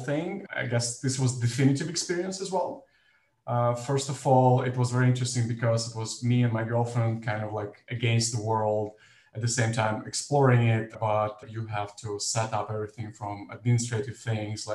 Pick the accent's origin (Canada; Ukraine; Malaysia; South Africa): Ukraine; Kyiv; moved away as an adult; now in Amsterdam, Netherlands; I'm originally from Kyiv, Ukraine